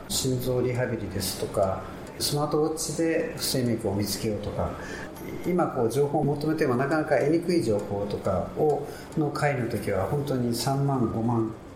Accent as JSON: {"language": "Japanese", "town": "Naha", "region": "Okinawa", "country": "Japan", "tie": "born or raised there", "said": "ちょうど私も首里の出身で"}